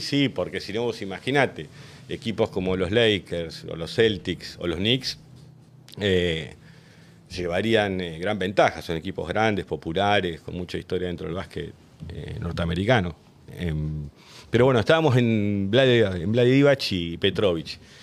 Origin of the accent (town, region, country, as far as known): Río Gallegos, Santa Cruz, Argentina; born or raised there